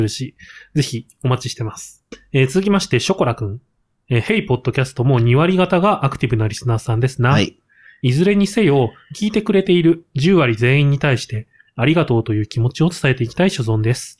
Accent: Gunma, Japan; moved away; 僕も方言のあんまり強くない地域で育った

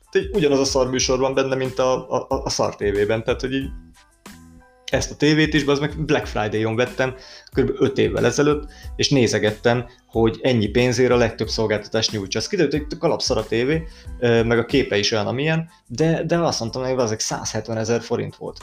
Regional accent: Hungary; én magyar vagyok

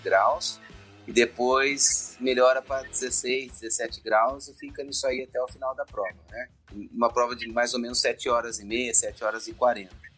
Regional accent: Campinas, São Paulo, Brazil; also born or lived in São José dos Campos; sou de Campinas, aqui em São Paulo, né? Sou campineiro. Na verdade, eu sou juzense

